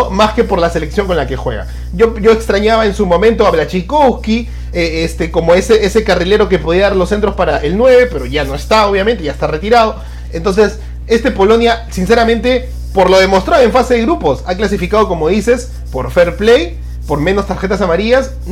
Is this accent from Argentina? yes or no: yes; Argentina; voy al segundo y sé que lo puedo ganar porque soy argentina y tengo a Messi, ¿no?